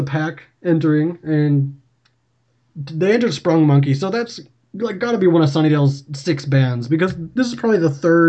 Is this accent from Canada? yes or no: yes; Canada; Now, we're Canadian, so French is our second language here.